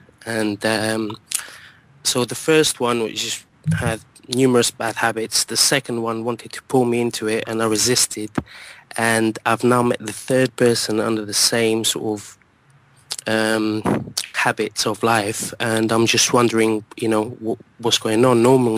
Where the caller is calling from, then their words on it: London, United Kingdom; I'm calling from London.